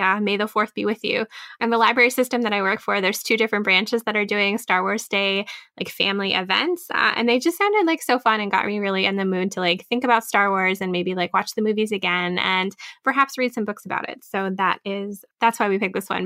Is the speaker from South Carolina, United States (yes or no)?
no; Minnesota, United States; my home state